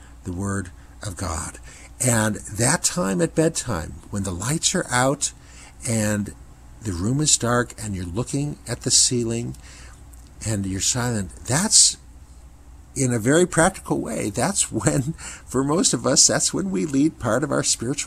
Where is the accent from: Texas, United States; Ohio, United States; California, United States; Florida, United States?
Ohio, United States; growing up in Ohio